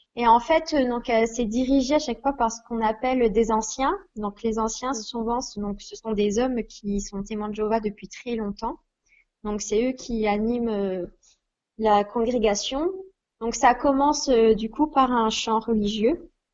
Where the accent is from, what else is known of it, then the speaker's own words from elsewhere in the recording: Besançon, Bourgogne-Franche-Comté, France; j'ai 23 ans et j'ai grandi donc à Besançon